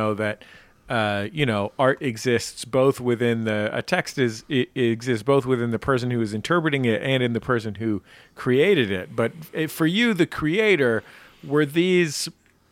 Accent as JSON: {"language": "English", "area": "just outside Oakland", "region": "California", "country": "United States", "tie": "born or raised there"}